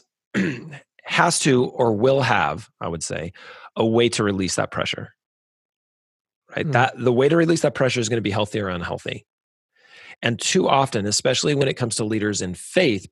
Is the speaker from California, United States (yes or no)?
yes; California, United States; moved away as an adult; "Oh, California."